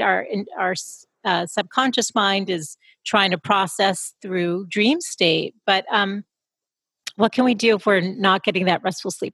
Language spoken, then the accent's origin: English; Boston, Massachusetts, United States; I'm from Boston